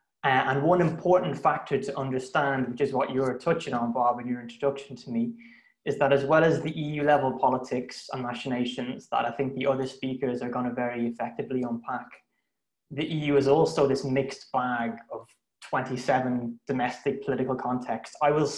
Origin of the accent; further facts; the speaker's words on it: Brussels, Belgium; also born or lived in United Kingdom / Italy; I usually split my time between Cambridge in the UK and Florence in Italy. I grew up in Brussels, in fact, where my parents worked